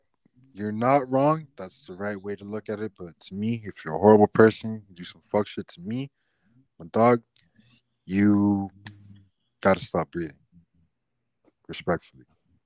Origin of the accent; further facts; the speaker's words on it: Miami, Florida, United States; I grew up in Miami, man.